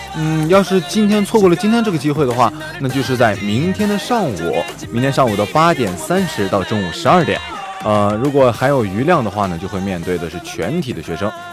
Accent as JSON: {"language": "Chinese", "region": "northern China", "country": "China", "moved": "as an adult", "said": "我作为一个北方人啊"}